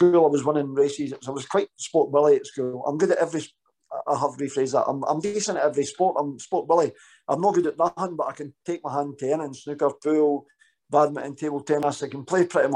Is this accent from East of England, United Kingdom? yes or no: no; Danderhall, Scotland, United Kingdom; I grew up with an amazing mum and dad, lived in a wee village called Dander Hall